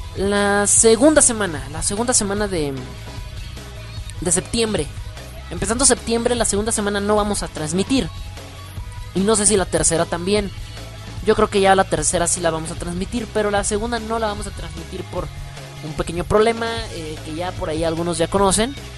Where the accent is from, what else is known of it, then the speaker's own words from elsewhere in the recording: Mexico; soy mexicano